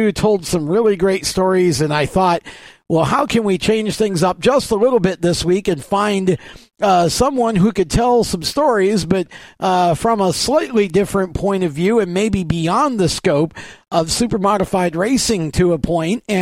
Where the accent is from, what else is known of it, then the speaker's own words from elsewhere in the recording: Oswego, New York, United States; growing up in the Oswego was basically the same way.